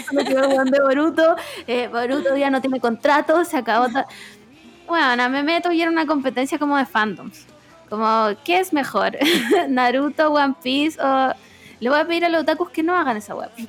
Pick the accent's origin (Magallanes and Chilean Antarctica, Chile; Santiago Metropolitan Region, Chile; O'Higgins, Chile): O'Higgins, Chile; Rancagua; mi pueblo de Rancagua